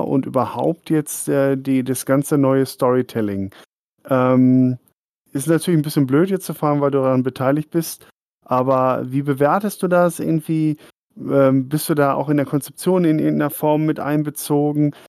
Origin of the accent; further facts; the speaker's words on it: Dortmund, North Rhine-Westphalia, Germany; now in Oberasbach, Germany; ich bin auch Wahlfrank, ich komme aus Dortmund